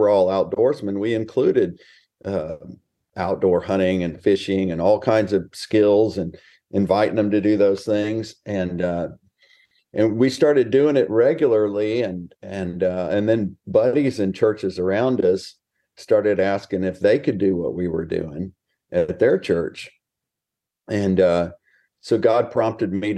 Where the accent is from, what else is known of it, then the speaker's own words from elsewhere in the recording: Texas, United States; also born or lived in Houston, Texas / Smithville, Texas; Born and raised in Texas, and just living life large out here in small town America